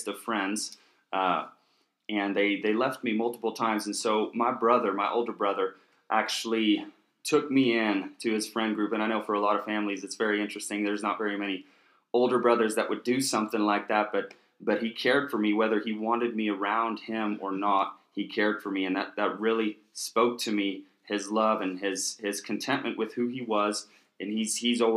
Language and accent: English; Kansas, United States; moved away as an adult; also born or lived in Oklahoma; lived most of my life in Kansas until I moved here for Charis Bible College